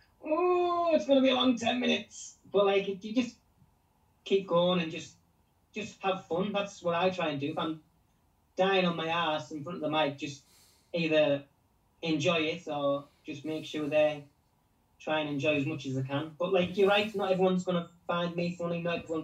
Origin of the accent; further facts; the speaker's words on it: Middlesbrough, North East England, United Kingdom; I'm from Middlesbrough